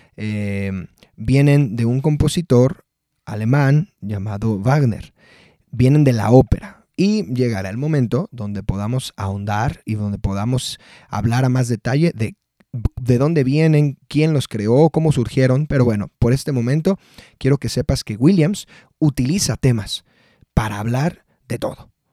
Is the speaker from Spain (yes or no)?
no; Mexico; yo soy mexicano